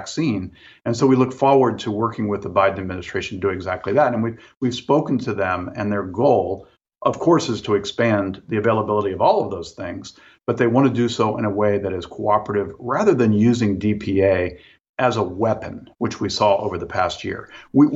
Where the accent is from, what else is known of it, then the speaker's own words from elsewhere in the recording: Midwest, United States; I'm from the Midwest